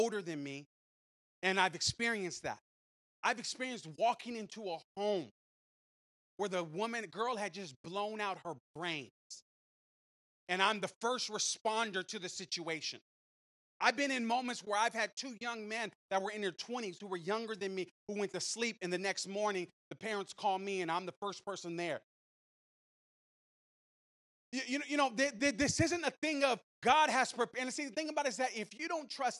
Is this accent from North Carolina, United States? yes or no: no; San Francisco, California, United States; moved away; I grew up in San Francisco